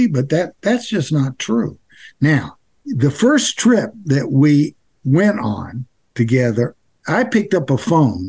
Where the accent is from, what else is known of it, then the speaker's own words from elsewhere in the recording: Nashville, Tennessee, United States; When I grew up in Nashville, Tennessee, there were white people, there were Black people, and there were Jews.